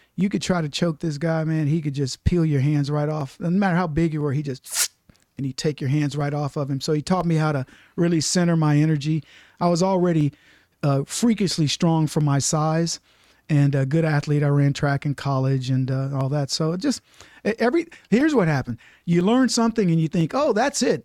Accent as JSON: {"language": "English", "town": "Brady", "region": "Texas", "country": "United States", "tie": "born or raised there", "also_born_or_lived": "Dallas, Texas", "said": "twenty-five thousand acre cattle ranch in Brady, Texas is where I grew up"}